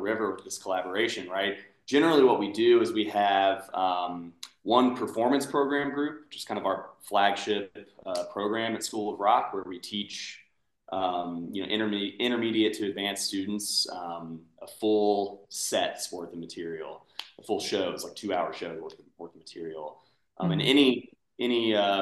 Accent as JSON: {"language": "English", "town": "Versailles", "region": "Kentucky", "country": "United States", "lives_now": "Louisville, United States", "said": "I'm originally from Versailles. It's about an hour away"}